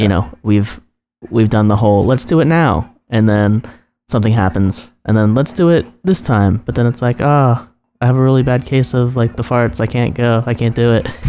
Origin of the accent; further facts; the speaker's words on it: New Jersey, United States; this weird pocket of Jersey